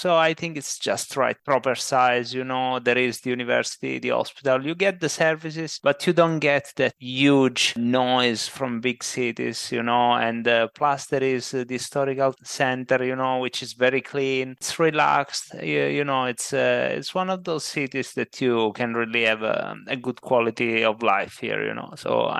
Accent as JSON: {"language": "English", "town": "Bussi sul Tirino", "region": "Abruzzo", "country": "Italy", "second_language": "English", "lives_now": "Chieti, Italy", "said": "I'm originally from Bussi, which is a little town in the center of Abruzzo, but I studied in Chieti"}